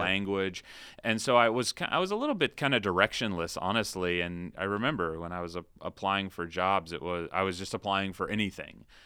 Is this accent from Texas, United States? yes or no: no; Ocala, Florida, United States; also born or lived in Shenandoah Valley, Virginia; I moved to Florida, Central Florida, when I was about five. And so I spent kind of my formative years in a town called Ocala